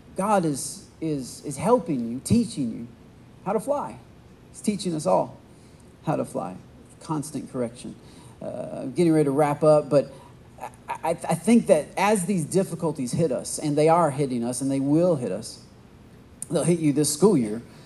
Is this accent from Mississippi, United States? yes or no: no; Michigan, United States; now in Texas, United States; I'm from Michigan. We have a lot of tall oak trees, a lot of pine trees